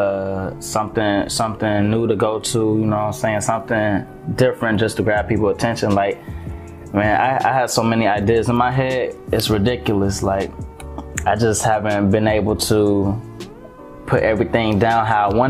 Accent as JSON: {"language": "English", "town": "Atlanta", "region": "Georgia", "country": "United States", "tie": "born or raised there", "also_born_or_lived": "Montgomery, Alabama", "said": "I've been in Atlanta since I was 8, so I was basically raised here"}